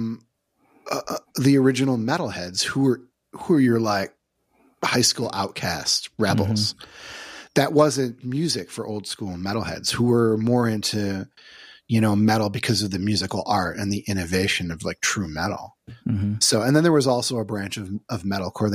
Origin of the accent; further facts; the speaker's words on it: Syracuse, New York, United States; I grew up in Syracuse, New York